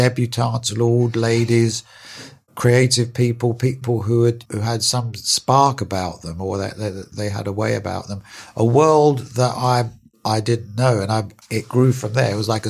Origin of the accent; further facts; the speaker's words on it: London, United Kingdom; I was born in East London, in Hackney